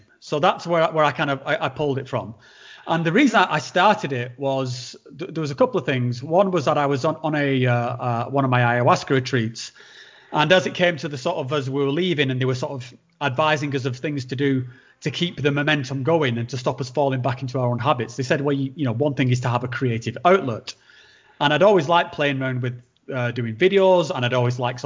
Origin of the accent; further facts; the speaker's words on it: Northern England, United Kingdom; accent: Northern; my accent's beginning to drop down back into my sort of like guttural, house. like Game of Thrones-esque Northern tone